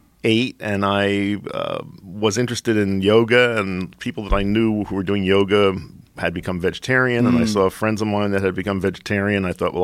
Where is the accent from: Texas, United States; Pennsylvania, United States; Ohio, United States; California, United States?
Pennsylvania, United States; Philadelphia; I grew up in Philadelphia.